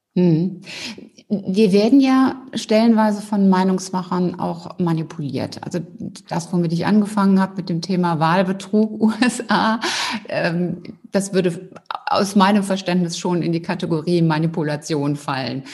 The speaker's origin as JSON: {"language": "German", "town": "Cologne", "region": "North Rhine-Westphalia", "country": "Germany", "tie": "born or raised there", "said": "Ich bin ja Rheinländerin"}